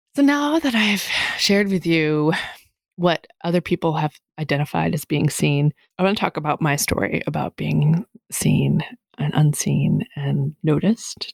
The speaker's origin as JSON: {"language": "English", "region": "Massachusetts", "country": "United States", "moved": "yes", "said": "I can tell I'm from Massachusetts when I say use guys"}